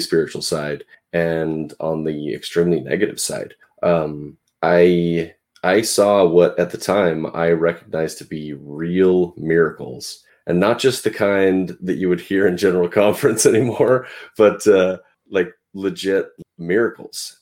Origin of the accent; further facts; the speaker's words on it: Pacific Northwest, United States; also born or lived in Portland, Oregon; I'm from the Pacific Northwest. I live near Portland, Oregon